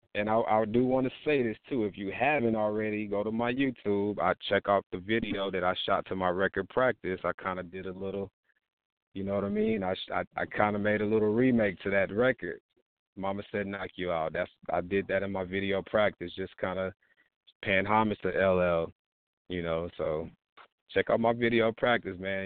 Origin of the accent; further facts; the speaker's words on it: Texas, United States; I'm from Texas, man. I'm from Texas